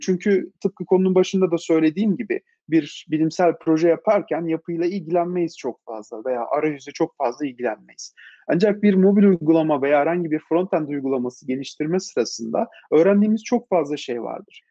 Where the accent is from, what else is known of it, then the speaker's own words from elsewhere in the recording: Istanbul, Turkey; İstanbul'da doğdum, büyüdüm açıkçası. İstanbulluyum diyebilirim.